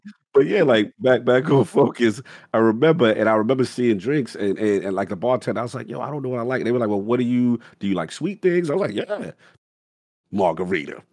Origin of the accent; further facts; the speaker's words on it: New York City, New York, United States; I grew up in South Bronx, five minutes away from Yankee Stadium